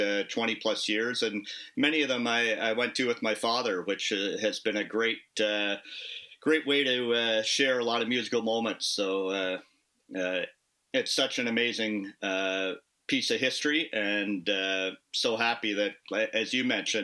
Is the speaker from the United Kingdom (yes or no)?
no; Kitchener, Ontario, Canada; also born or lived in Toronto; I grew up in Kitchener-Waterloo. It's where I moved back to about 5-6 years ago.